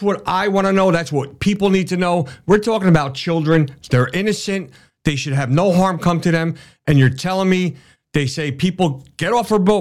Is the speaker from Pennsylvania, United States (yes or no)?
no; New Jersey, United States; also born or lived in New York City; I am from North Jersey and New York City.